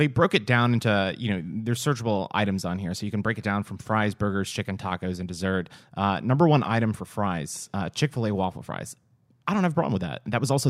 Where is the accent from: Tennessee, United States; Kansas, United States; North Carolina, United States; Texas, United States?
Texas, United States; we're from Texas